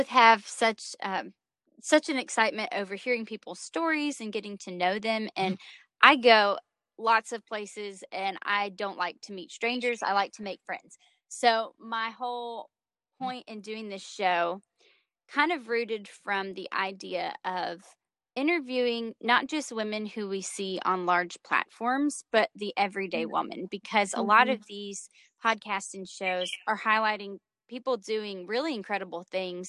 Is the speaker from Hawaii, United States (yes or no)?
no; North Carolina, United States; I'm a 25-year-old living in North Carolina. I previously founded Polished Conference Ministries, released 2 music EPs, and ran the Refine magazine. Now I'm enjoying the simplicity of life in my hometown